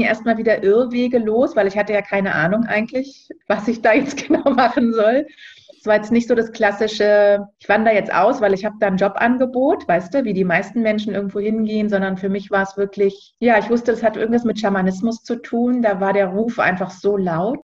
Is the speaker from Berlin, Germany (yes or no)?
yes; Berlin, Germany; moved away as an adult; Ich bin ursprünglich Berlinerin und wohne auch jetzt wieder in Berlin, war zwischenzeitlich mal lange unterwegs und viel auf Reisen